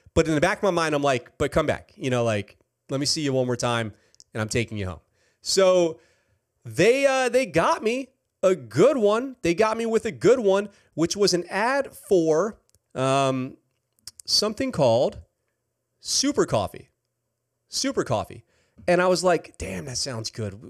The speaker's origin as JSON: {"language": "English", "region": "New York", "country": "United States", "said": "I am from New York"}